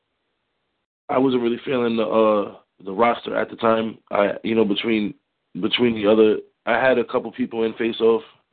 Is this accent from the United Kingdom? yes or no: no; Providence, Rhode Island, United States; Born and raised in Rhode Island, Providence